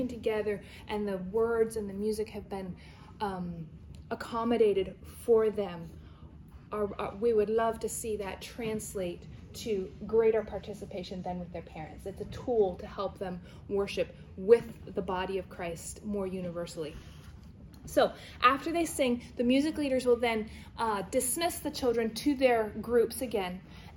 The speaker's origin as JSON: {"language": "English", "country": "New Zealand", "tie": "born or raised there", "moved": "yes", "lives_now": "Pennsylvania, United States", "said": "I grew up in New Zealand"}